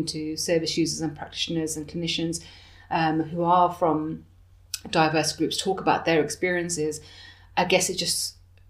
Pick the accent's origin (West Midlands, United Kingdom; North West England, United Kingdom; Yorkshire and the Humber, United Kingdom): West Midlands, United Kingdom; Birmingham; moved away as an adult; now in Bath, United Kingdom; I'm from Birmingham and I'm moving to Bath